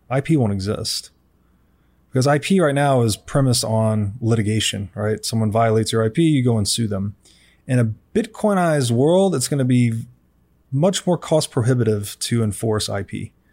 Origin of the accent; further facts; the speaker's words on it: Tennessee, United States; I was raised in Tennessee